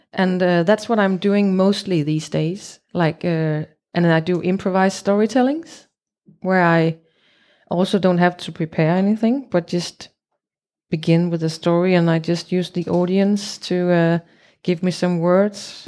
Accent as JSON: {"language": "English", "town": "Copenhagen", "region": "Capital Region of Denmark", "country": "Denmark", "second_language": "English", "said": "I'm from Copenhagen in Denmark."}